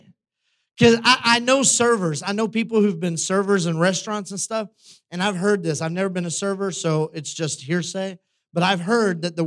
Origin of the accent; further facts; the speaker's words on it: United States; we live in the West, we were raised in the United States